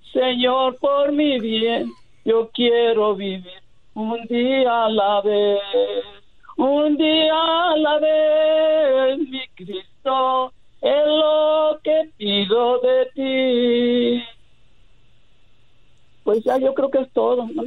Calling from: Santa Ana, California, United States; Acá de Santana, California.

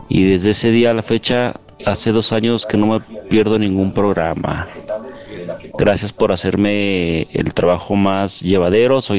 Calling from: Aguascalientes, Mexico; Saludos desde Aguascalientes, México.

